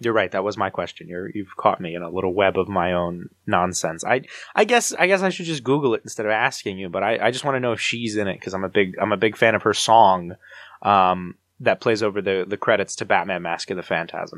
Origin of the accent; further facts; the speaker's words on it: New Jersey, United States; I'm from New Jersey